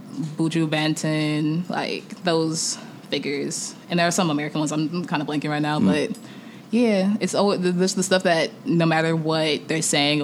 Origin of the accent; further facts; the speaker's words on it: Nigeria; I'm Nigerian, so like it comes from me just always listening to traditional music and Afrobeat